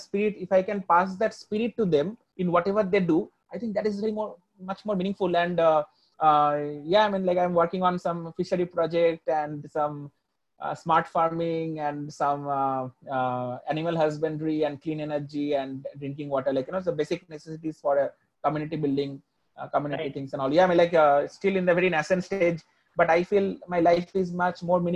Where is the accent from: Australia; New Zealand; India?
India; being an Indian